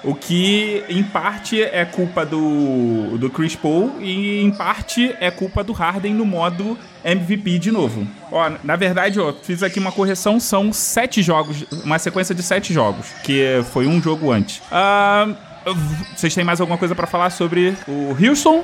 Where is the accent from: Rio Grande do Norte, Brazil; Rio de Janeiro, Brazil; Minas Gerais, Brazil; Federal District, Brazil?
Rio de Janeiro, Brazil; eu sou carioca